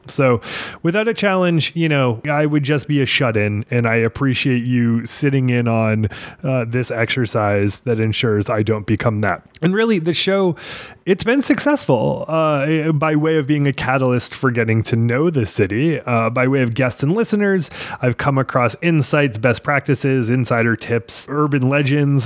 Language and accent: English; Maine, United States; I can't remember if it's a hard R or not, but that's how I said it because I'm from Maine.